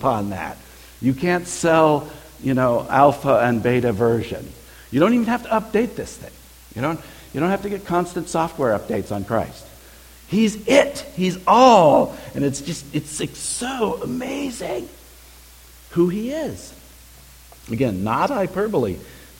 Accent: California, United States; As a kid, I grew up in the state of California.

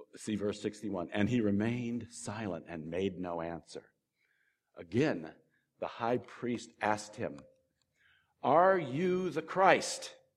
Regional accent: California, United States; moved away; also born or lived in Ohio; I was born in California and I used to live in Ohio

